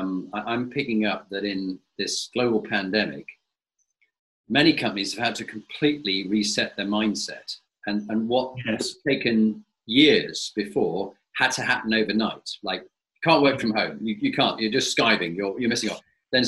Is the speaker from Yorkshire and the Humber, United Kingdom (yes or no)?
yes; Scarborough, Yorkshire and the Humber, United Kingdom; I was born in Scarborough.